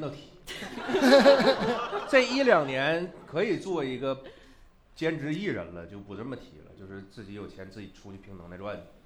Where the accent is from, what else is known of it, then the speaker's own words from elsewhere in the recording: Northeast China, China; moved away; 在我们老家东北，我这个圈子里最著名的娱乐方式叫待着